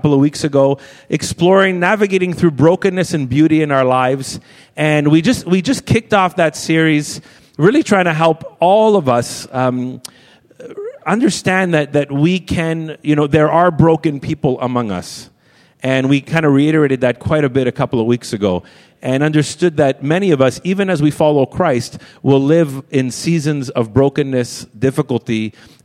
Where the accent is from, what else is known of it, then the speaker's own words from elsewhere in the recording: Toronto, Ontario, Canada; now in Quebec, Canada; I was born in Toronto